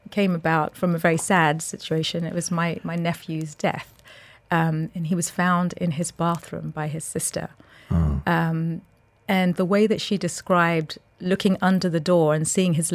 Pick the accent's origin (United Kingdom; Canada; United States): United Kingdom; London; now in Dubai, United Arab Emirates; I was born in London. I'm a North London girl